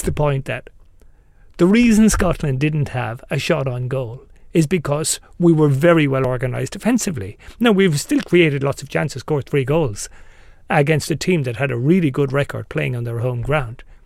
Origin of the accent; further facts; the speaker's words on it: Ireland; I'm Irish